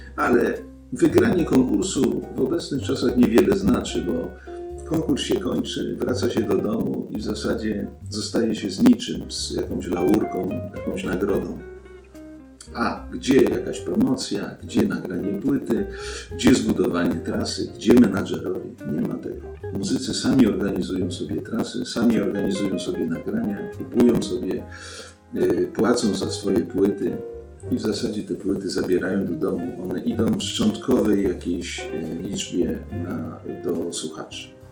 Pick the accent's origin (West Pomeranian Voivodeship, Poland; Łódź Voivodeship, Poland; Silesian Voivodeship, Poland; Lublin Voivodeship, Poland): Silesian Voivodeship, Poland; Częstochowa; ja pochodzę z Częstochowy, chodziłem do liceum Sienkiewicza ogólnokształcącego